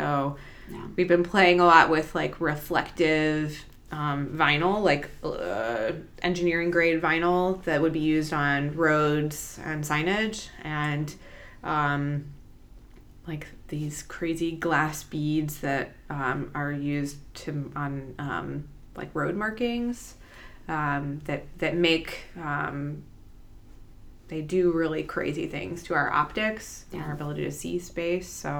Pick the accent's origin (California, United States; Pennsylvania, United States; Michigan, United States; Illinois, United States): Illinois, United States; Chicago; I'm from Chicago